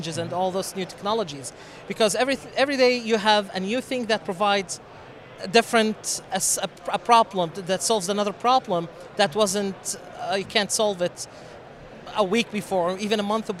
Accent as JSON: {"language": "English", "country": "Syria", "also_born_or_lived": "Jordan", "moved": "as an adult", "lives_now": "Lubbock, United States", "said": "originally, I am from Syria."}